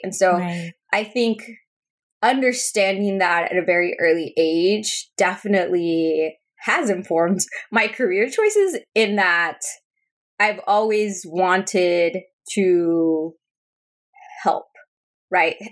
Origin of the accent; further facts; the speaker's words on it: Spring, Texas, United States; first language Spanish; English is a second language; grew up in Texas we were one of the first immigrant families to move into this neighborhood in Spring, Texas.